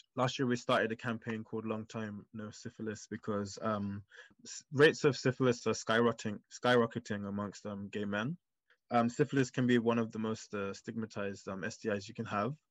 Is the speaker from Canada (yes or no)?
no; London, United Kingdom; my upbringing and how I grew up here in London